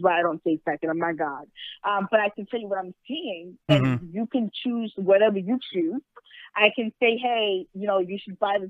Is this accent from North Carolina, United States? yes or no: no; New York, United States; moved away as an adult; now in Secaucus, United States; And I'm from New York.